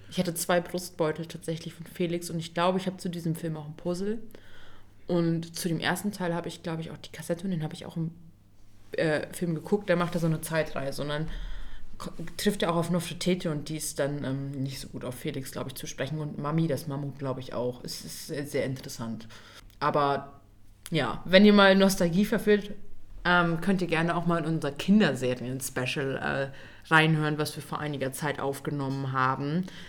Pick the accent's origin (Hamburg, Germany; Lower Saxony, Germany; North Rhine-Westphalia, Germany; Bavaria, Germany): Lower Saxony, Germany; East Frisia; Wir kommen ja aus Ostfriesland.